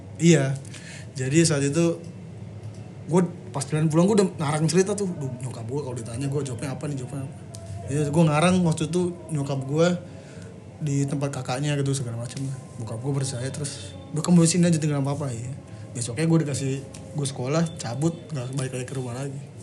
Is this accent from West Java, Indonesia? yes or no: yes; Bekasi, West Java, Indonesia; also born or lived in Cianjur; numpang lahir doang kayaknya. Karena nyokap kan orang Cianjur. Terus tinggalnya di Bekasi sih udah lah. Sampai sekarang sih 20 tahun lebih